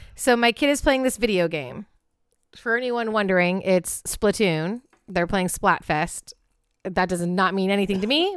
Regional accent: Pacific Northwest, United States; in my home state, the Pacific Northwest

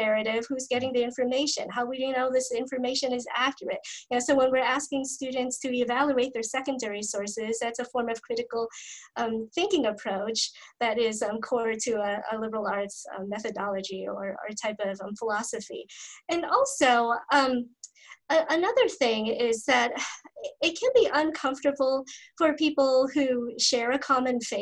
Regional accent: East Coast, United States; moved away as an adult; I was born and raised on the East Coast, and when I moved to the West Coast for graduate studies

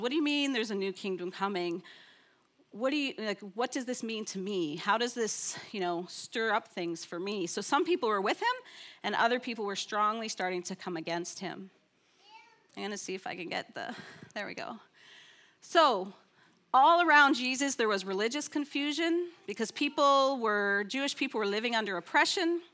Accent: Canada; I'm from Canada

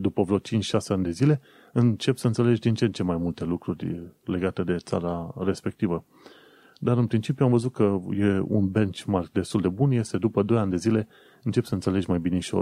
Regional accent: Romania; now in United Kingdom; noi care venim din România

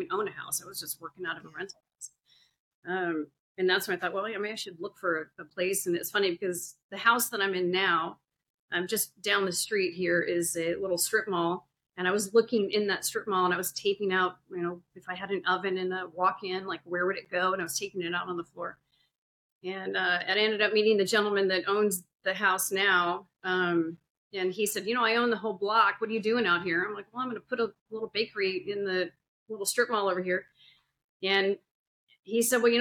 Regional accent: Sun Valley, Idaho, United States; moved away as an adult; now in Indiana, United States; I grew up in Sun Valley, Idaho. I lived there for about 30 some years on and off

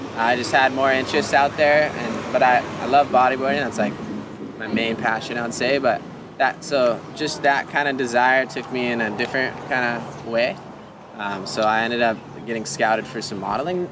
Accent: Kauai, Hawaii, United States; we're obviously from Kauai

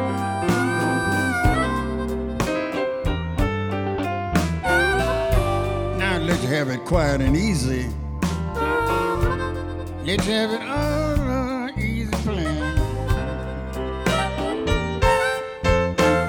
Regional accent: Belzoni, Mississippi, United States; That's my hometown where I was born

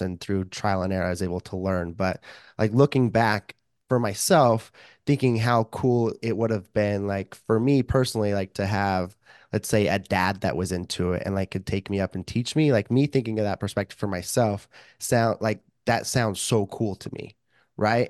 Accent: Idaho, United States; moved away as an adult; now in Saint George, United States; I grew up, born and raised in Idaho and only lived down in southern Utah where it's, in the desert, decent amount warmer. for, like, the last three years

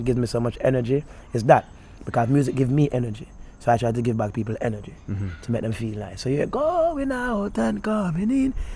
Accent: Jamaica; also born or lived in Florida; I grew up around the music from Duane Park all over. I'm real Jamaican

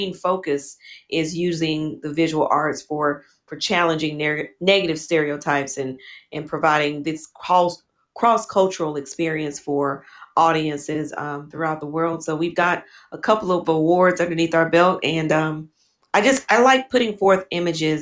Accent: Chattanooga, Tennessee, United States; moved away as an adult; also born or lived in London, United Kingdom / Indianapolis, United States / Taiwan; I'm originally from the States, the United States, from Tennessee, Chattanooga.

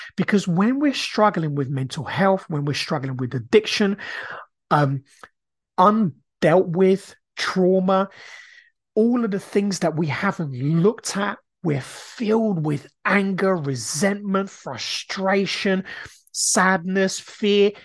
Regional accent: Brazil; now in United Kingdom; I grew up in Brazil

